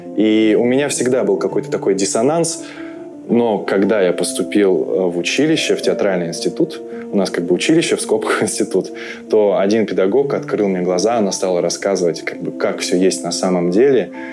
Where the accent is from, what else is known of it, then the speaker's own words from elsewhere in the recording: Omsk, Omsk Oblast, Russia; moved away as an adult; also born or lived in Moscow, Russia; now in Riga, Latvia; Я приехал сюда из России, родился в городе Омске и последние 7 лет жил в Москве